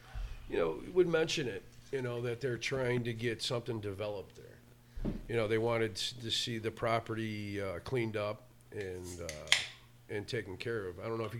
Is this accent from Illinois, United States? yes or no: yes; Tinley Park, Illinois, United States; also born or lived in South Side of Chicago; I'm born and raised in Tinley Park